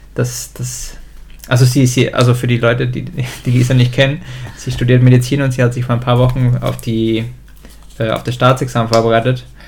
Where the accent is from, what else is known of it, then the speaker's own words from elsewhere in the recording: Germany; aufgewachsen, also und geboren bin ich in Deutschland